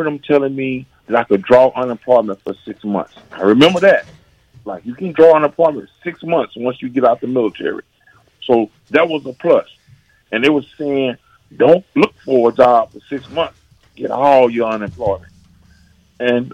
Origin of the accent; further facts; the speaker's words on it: Texarkana, Texas, United States; moved away as an adult; also born or lived in San Francisco, California; born and raised in Texarkana, Texas